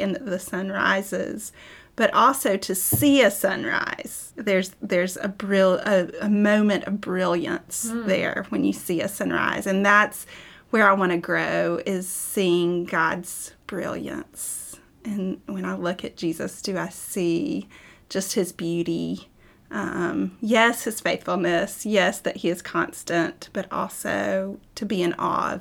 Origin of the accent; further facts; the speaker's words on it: the South, United States; growing up in the South